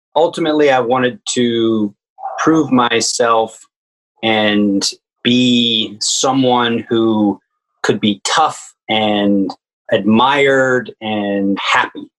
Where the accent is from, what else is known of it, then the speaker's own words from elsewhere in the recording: Richmond, Virginia, United States; also born or lived in Washington D.C.; I grew up in Richmond